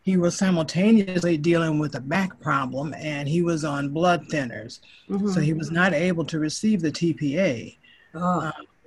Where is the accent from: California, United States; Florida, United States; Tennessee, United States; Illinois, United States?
Illinois, United States; Chicago; I am from Chicago, Illinois, and I love this place